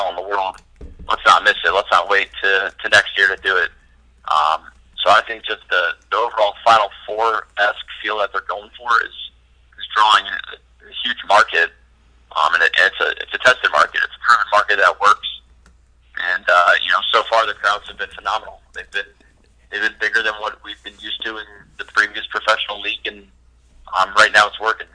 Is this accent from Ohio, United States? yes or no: yes; Ohio, United States; born or raised there; moved away as an adult; also born or lived in College Park, Maryland